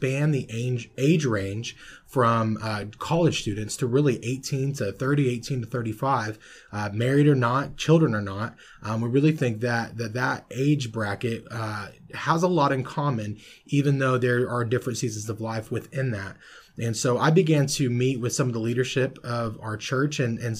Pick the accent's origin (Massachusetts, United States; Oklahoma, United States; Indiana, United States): Oklahoma, United States; also born or lived in Orlando, Florida; I was born in Orlando, Florida, and moved to Oklahoma as a toddler. So I definitely consider myself an Okie.